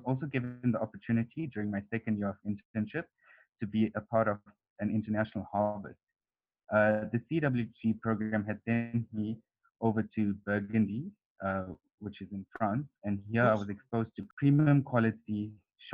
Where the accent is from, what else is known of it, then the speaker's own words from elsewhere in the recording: Durban, KwaZulu-Natal, South Africa; I was born and raised in Durban and lived a typical suburban lifestyle.